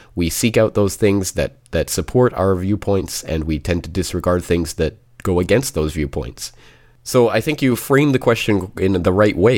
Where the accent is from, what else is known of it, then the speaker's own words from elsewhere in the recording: Calgary, Alberta, Canada; my hometown of Calgary